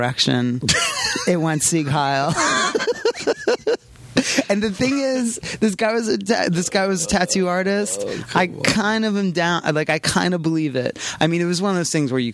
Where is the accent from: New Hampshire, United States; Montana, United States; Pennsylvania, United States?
Pennsylvania, United States; I grew up in small town Pennsylvania.